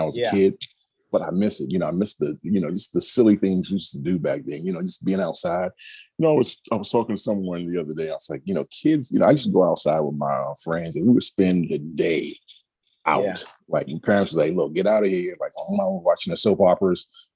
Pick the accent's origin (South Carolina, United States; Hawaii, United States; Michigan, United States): South Carolina, United States; moved away as an adult; I grew up in South Carolina. That's my home.